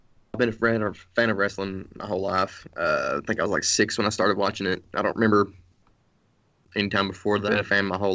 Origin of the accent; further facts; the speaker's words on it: Jacksboro, Tennessee, United States; I'm from a real small town. It's called Jacksboro in Tennessee. It's about 30 minutes from Knoxville